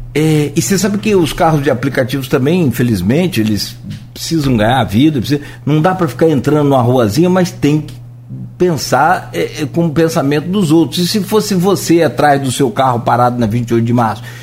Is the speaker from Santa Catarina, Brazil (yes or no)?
no; Italva, Rio de Janeiro, Brazil; moved away; eu sou de Italva